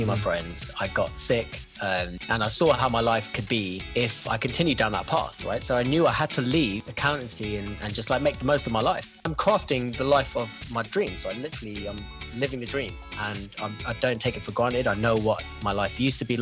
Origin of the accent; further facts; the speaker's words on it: London, United Kingdom; now in Vancouver, Canada; I'm from London, England originally. I'm in Vancouver